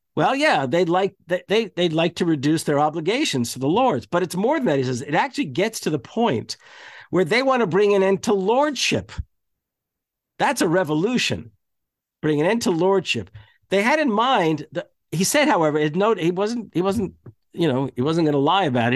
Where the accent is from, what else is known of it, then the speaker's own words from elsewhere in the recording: United States; when we were growing up in American schools